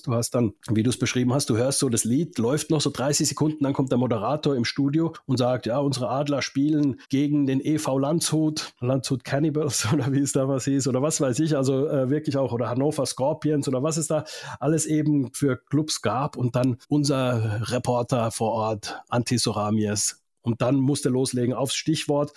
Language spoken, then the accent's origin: German; Finland; moved away; also born or lived in Mannheim, Germany; aus meiner Heimat auch in Finnland